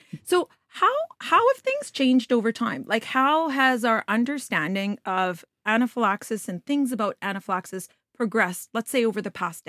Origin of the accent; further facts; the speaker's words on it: Alberta, Canada; I grew up in Alberta, so I've seen people get struck by lightning and live.